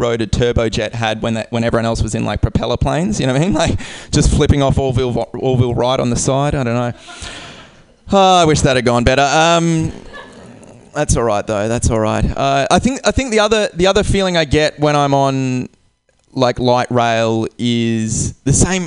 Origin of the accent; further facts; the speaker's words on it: Perth, Western Australia, Australia; I'm from Australia. I'm from a place called Perth